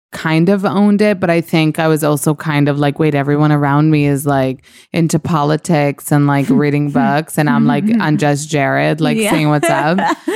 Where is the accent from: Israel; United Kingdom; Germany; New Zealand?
Israel; English is a second language; now in New York, United States; So I think when I moved from Israel to New York and I was having kind of a rough patch